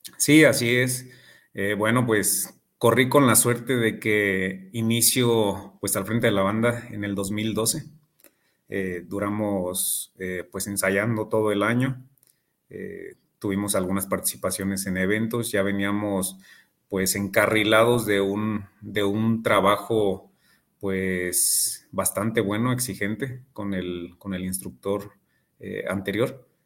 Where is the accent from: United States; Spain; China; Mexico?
Mexico; Morelia, Michoacán; soy nacido aquí en Morelia. Actualmente tengo 34 años. Eh, soy ingeniero industrial, egresado de, del TEC de Morelia. Ahí, este, ahí hice mi, formación y actualmente pues estoy cursando una, maestría en pedagogía y pues aquí siempre he radicado en, Morelia, Michoacán